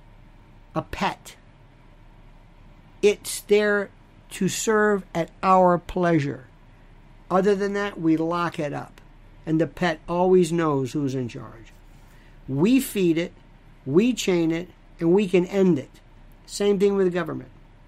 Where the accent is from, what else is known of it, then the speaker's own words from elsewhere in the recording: United States; I am an American